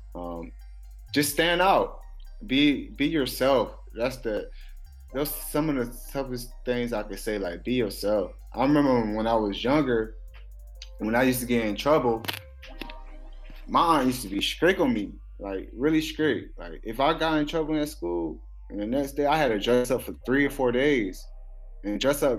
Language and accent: English; Orangeburg, South Carolina, United States; growing up in Orangeburg